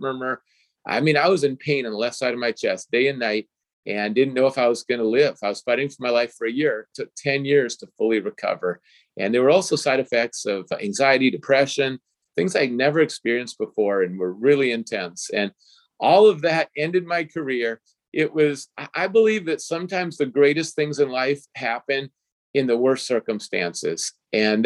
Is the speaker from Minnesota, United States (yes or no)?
yes; Minnesota, United States; I grew up in Minnesota, and the first place I lived, it was an apartment in the parking lot of the football stadium